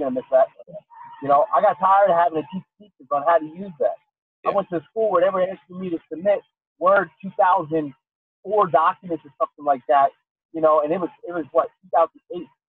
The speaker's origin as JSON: {"language": "English", "town": "Pottstown", "region": "Pennsylvania", "country": "United States", "tie": "born or raised there", "said": "my hometown, which is a terrible little place"}